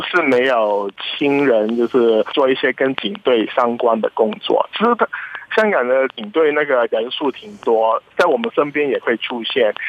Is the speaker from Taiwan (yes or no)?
no; Hong Kong; 你必须要放下很多作为香港人的成见